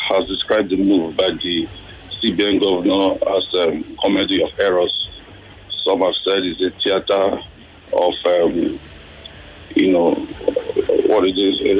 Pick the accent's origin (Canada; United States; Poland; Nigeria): Nigeria; it's sad for me as a Nigerian